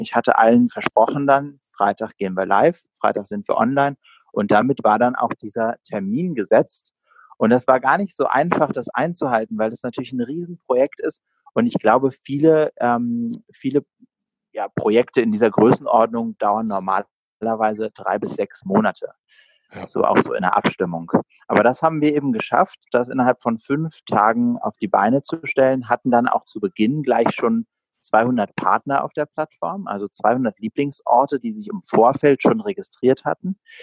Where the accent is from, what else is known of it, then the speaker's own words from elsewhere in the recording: Berlin, Germany; bin auch tatsächlich in Berlin geboren. Also meine Stadt liegt mir sehr am Herzen.